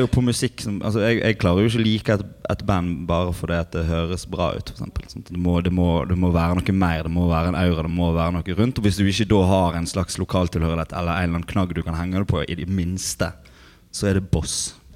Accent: Osterøy, Vestland, Norway; Jeg er fra Osterøy

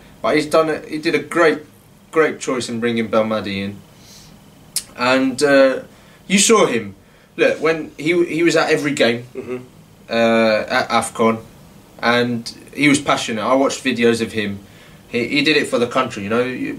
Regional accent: El Harrach, Algiers Province, Algeria; Both Harash, yeah.

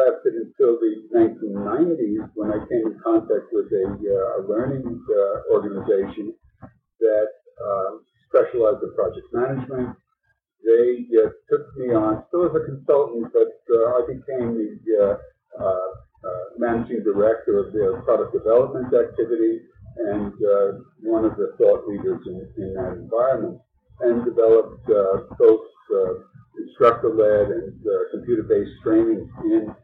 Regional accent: New York City, New York, United States; also born or lived in Brooklyn; I was born in Brooklyn and lived by the beach until my parents had this crazy idea of moving to the suburbs, and since then grown up in and around the New York City area

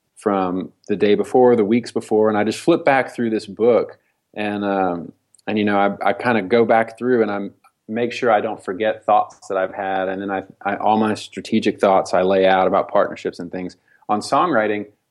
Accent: Nashville, Tennessee, United States; spiritual traditions that I grew up with in Nashville

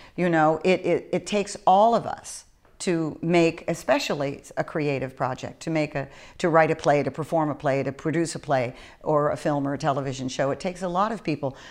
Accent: East Coast, United States; also born or lived in Northern California; now in Southern California, United States; I came from the East Coast originally

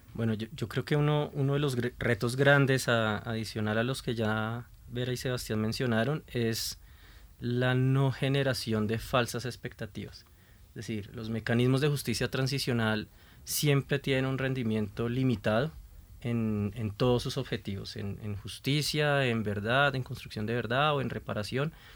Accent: Colombia; Como colombianos

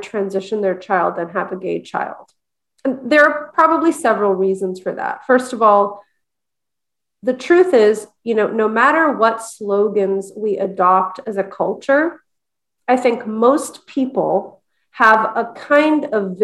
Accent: Montreal, Quebec, Canada; I'm from Montreal too, by the way. I was born in Montreal.

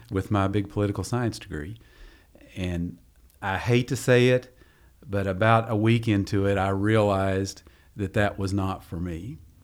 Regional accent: Long Creek, Kentucky, United States; growing up in Eastern Kentucky

